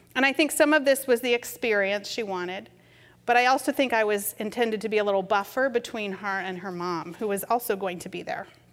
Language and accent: English; New England, United States; moved away as an adult; also born or lived in Massachusetts / California; growing up in New England